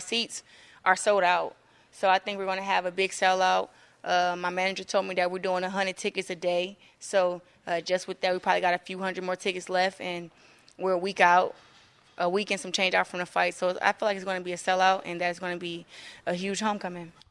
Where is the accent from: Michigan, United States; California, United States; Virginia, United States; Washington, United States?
Michigan, United States; Flint; I'm, like, the hope for my town